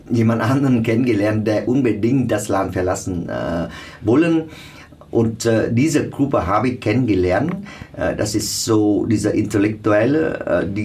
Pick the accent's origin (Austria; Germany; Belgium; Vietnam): Vietnam; South Vietnam; wir stammen alle aus dem Süden. Äh, wir haben mehr oder weniger mit der alten Regierung zu tun.